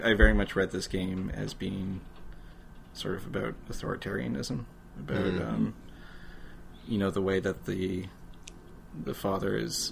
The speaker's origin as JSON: {"language": "English", "country": "Canada", "said": "as a Canadian, you're used to looking at other countries"}